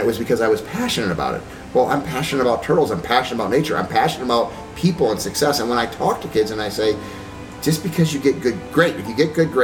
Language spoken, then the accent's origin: English; Medford Lakes, New Jersey, United States; I grew up on a lake, and there was 1,300 people in the town of Medford Lakes that I grew up